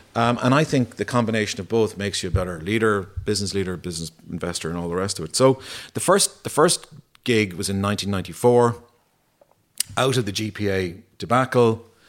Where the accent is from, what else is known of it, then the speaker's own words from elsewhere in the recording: Ennis, Munster, Ireland; growing up in Ennis